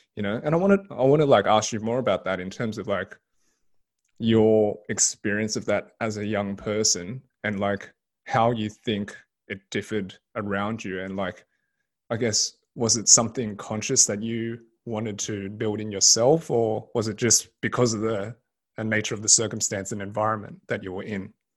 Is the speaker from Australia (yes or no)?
yes; Sydney, New South Wales, Australia; Australian born Chinese. So I was born and raised in Sydney